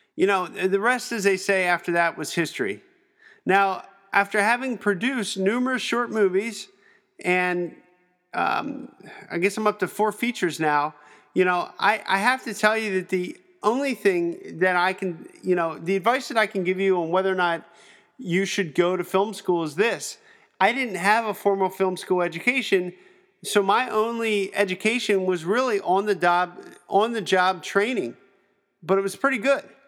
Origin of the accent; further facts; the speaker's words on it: Pennsylvania, United States; I'm from Pennsylvania